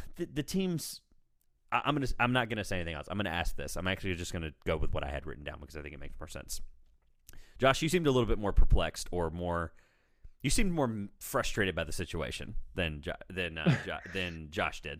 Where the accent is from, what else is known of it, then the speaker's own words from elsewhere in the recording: Raleigh, North Carolina, United States; I'm in North Carolina, I'm from Raleigh